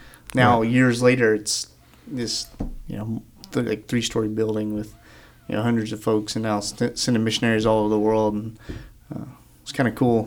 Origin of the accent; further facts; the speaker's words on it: Murphy, North Carolina, United States; moved away as an adult; also born or lived in Georgia; Tamatla Baptist Church was my home church growing up in Murphy, North Carolina.